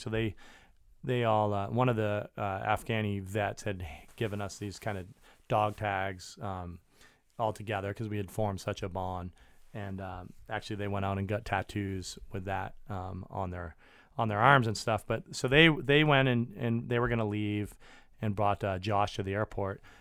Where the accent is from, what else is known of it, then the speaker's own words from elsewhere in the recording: Maine, United States; moved away; I grew up in Maine.